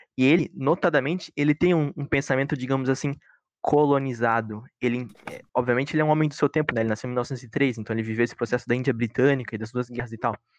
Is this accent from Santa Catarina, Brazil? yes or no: yes; Joinville, Santa Catarina, Brazil; nós somos de Joinville